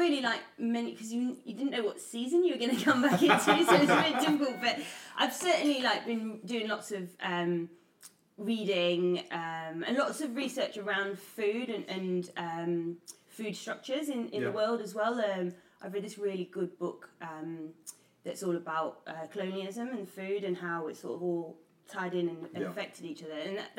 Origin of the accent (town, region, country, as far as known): Nottingham, East Midlands, United Kingdom; now in London, United Kingdom